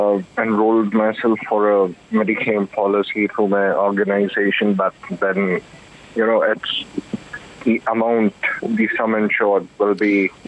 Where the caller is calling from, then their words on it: Delhi, India; I'm calling from Delhi.